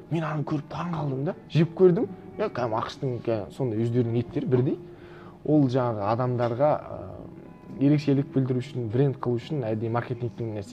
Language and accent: Kazakh; Mongolia; born or raised there; moved away as an adult; also born or lived in Kazakhstan / United States